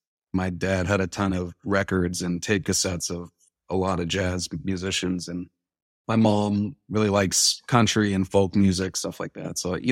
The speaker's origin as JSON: {"language": "English", "town": "Berkeley", "region": "California", "country": "United States", "said": "I'm from Berkeley, California."}